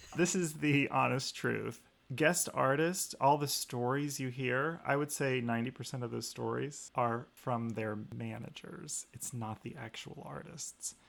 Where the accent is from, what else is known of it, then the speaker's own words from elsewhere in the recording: Fairview, Georgia, United States; I grew up outside of Atlanta, Georgia, in a very small farm and village called Fairview